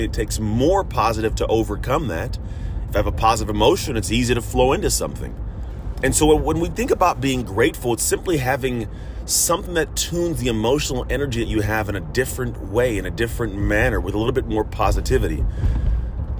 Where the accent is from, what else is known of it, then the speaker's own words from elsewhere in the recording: San Francisco Bay Area, California, United States; I come from the San Francisco Bay Area